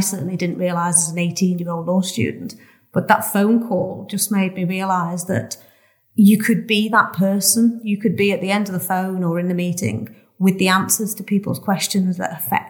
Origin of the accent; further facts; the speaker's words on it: Rainhill, North West England, United Kingdom; moved away as an adult; also born or lived in Leeds; I'm from a small village called Rainhill, which is in Merseyside. It's, I would class myself as a Scouser, but real Scousers would say that I wasn't.